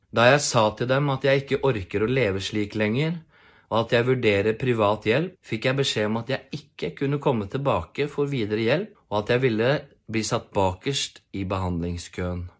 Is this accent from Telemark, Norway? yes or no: yes; Porsgrunn, Telemark, Norway; jeg kommer fra Porsgrunn